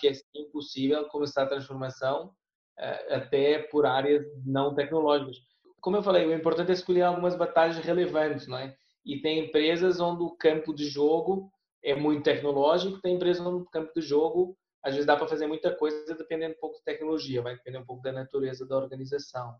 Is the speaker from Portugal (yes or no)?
yes; Portugal; accent: European Portuguese; moved away; meu português de Portugal